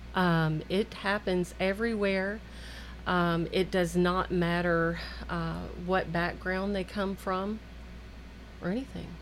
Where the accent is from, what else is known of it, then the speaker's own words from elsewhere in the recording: Murfreesboro, Tennessee, United States; I grew up here in Murfreesboro